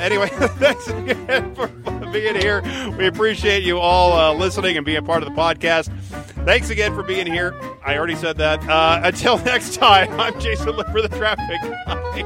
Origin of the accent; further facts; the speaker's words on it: Detroit, Michigan, United States; when I was growing up in Detroit